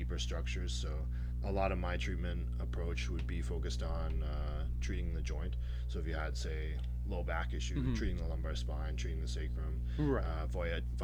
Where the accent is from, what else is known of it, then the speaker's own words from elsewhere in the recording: Sydney, Nova Scotia, Canada; moved away as an adult; now in Winnipeg, Canada; I'm from Nova Scotia, Sydney, Nova Scotia